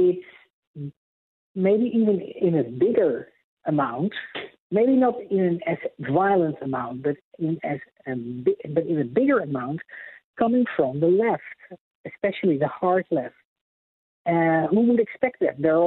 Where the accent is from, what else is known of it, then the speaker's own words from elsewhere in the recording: Netherlands; moved away as an adult; also born or lived in Amsterdam, Netherlands; now in United States; I was born and raised in Holland, in Europe, and lived in Amsterdam